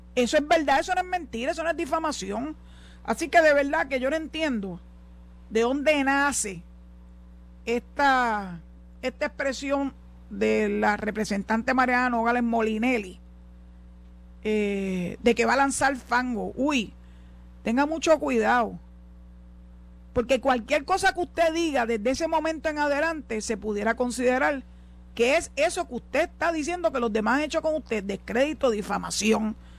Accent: San Juan, Puerto Rico; moved away as an adult; now in Boquerón, Cabo Rojo, Puerto Rico; yo soy nacida y criada en Santurce

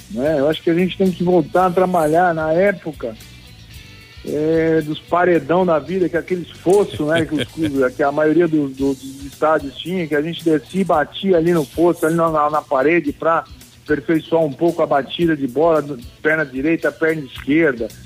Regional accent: Araraquara, São Paulo, Brazil; born there; eu nasci né, em Araraquara

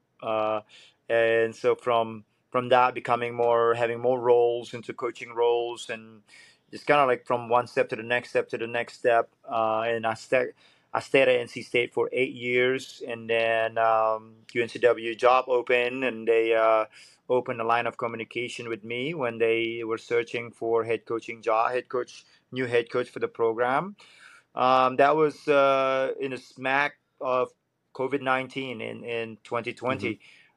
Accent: Bali, Indonesia; also born or lived in Florida; now in Wilmington, United States; I grew up in Bali

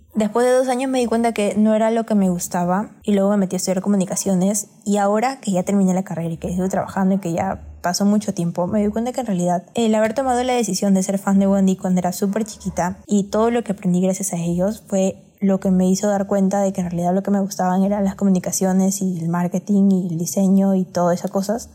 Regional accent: Peru; ambas somos de Perú

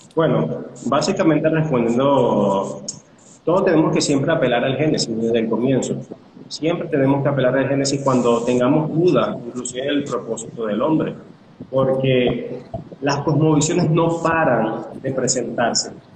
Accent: Caracas, Capital District, Venezuela; soy de Caracas, Venezuela

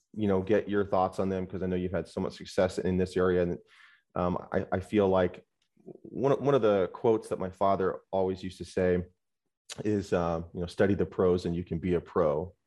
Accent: San Diego, California, United States; born or raised there; also born or lived in Hollywood, California

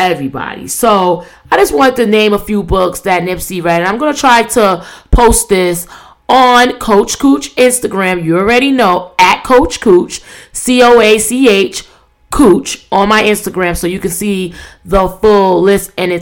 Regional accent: New York City, New York, United States; New York, my hometown

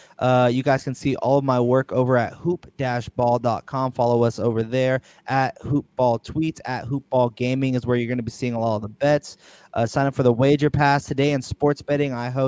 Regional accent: Sacramento, California, United States; I'm from Sacramento. I've been here.

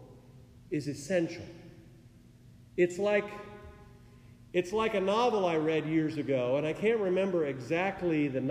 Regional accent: Oregon, United States; moved away; my home state where I grew up

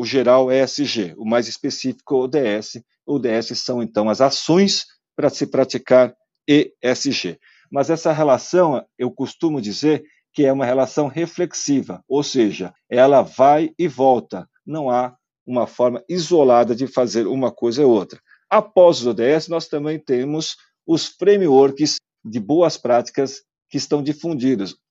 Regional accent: South Korea; now in Brazil; se eu estou a viver lá na Coreia, onde eu nasci

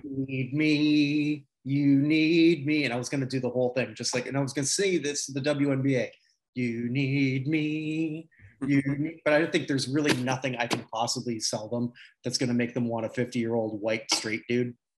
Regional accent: Canada; as a Canadian

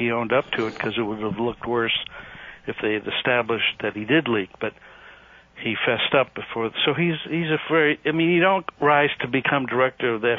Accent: Los Angeles, California, United States; moved away as an adult; now in Washington, United States; I grew up in Los Angeles

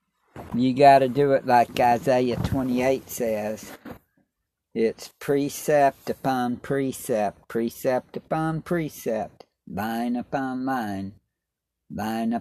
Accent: Clarksville, Tennessee, United States; also born or lived in Germany; I was raised in Clarksville

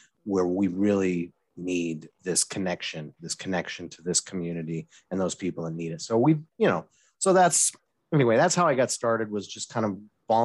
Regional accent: Wyoming, United States; moved away as an adult; also born or lived in Oregon / Boston; now in Eugene, United States; I grew up in Wyoming. You knew this, but, you know, I grew up in Wyoming.

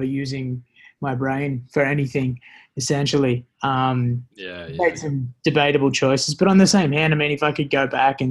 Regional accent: Terrigal, New South Wales, Australia; in the Central Coast. It's just north of Sydney.

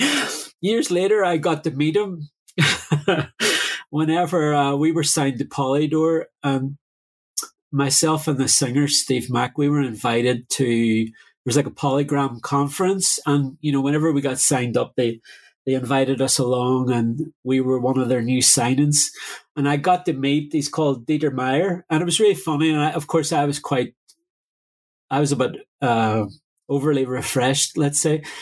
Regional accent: Derry, Northern Ireland, United Kingdom; moved away; also born or lived in London; growing up in Derry during the Troubles

